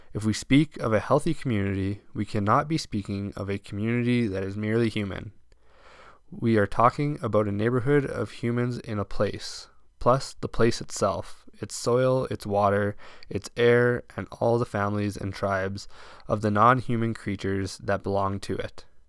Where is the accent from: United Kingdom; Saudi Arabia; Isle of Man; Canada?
Canada; Bonnyville, Alberta; now in Crowsnest Pass, Canada; that I grew up seeing in Bonneville quite regularly